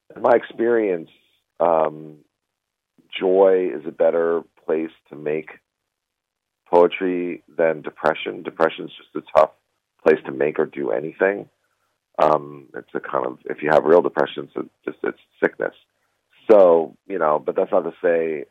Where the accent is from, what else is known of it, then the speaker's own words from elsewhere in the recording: United States; as an American Jew